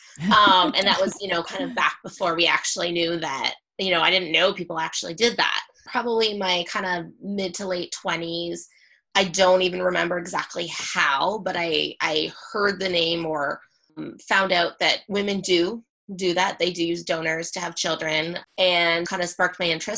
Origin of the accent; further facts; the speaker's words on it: Kitchener, Ontario, Canada; In my hometown in Kitchener. Okay. I'm from Kitchener, Ontario.